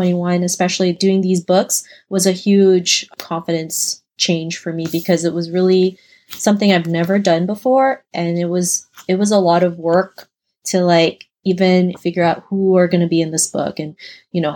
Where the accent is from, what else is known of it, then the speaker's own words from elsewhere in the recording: Toronto, Ontario, Canada; An Asian girl growing up in Toronto, Canada